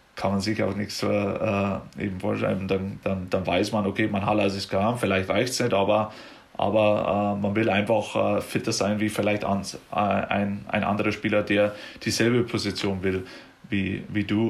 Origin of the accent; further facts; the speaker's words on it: Germany; now in United States; bei uns jetzt in Deutschland